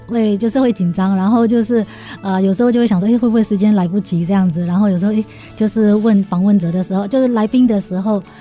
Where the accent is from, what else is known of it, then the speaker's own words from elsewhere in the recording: Myanmar; moved away as an adult; now in Zhudong, Taiwan; 我的故乡缅甸